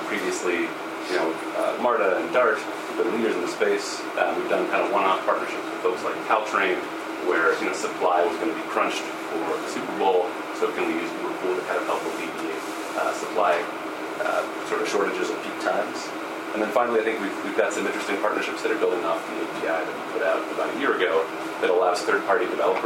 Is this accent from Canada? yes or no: yes; Canada; now in United States; I grew up in Canada.